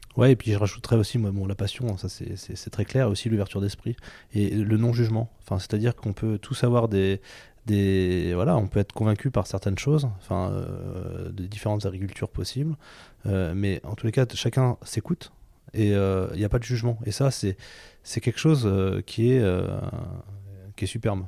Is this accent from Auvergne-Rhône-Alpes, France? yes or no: yes; Allier, Auvergne-Rhône-Alpes, France; je viens de l'Allier et je suis agriculteur